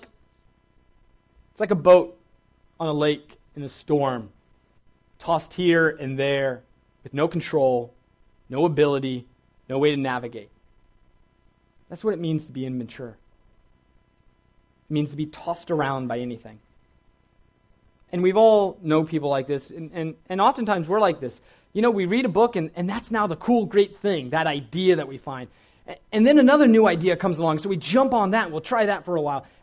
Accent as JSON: {"language": "English", "region": "Virginia", "country": "United States", "tie": "born or raised there", "said": "I grew up in Virginia, which is a great place."}